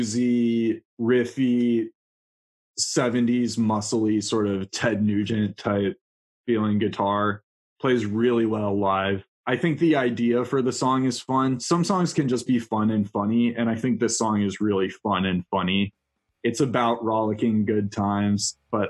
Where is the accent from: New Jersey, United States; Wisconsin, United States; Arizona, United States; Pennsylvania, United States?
Wisconsin, United States; Milwaukee; I grew up in Milwaukee